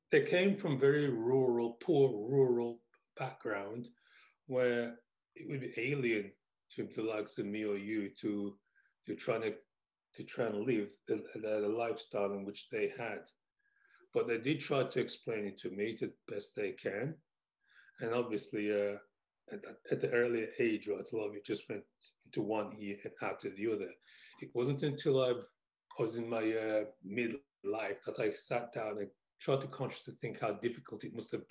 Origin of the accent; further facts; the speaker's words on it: England, United Kingdom; what life was like for me growing up in England.